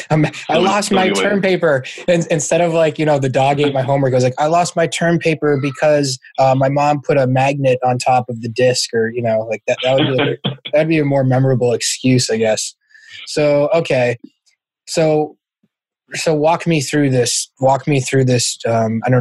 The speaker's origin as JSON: {"language": "English", "region": "Massachusetts", "country": "United States", "said": "I'm from Massachusetts"}